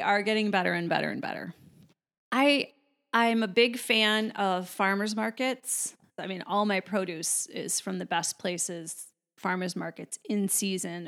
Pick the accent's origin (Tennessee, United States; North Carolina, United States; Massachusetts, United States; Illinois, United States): Illinois, United States; Chicago; I'm originally from Chicago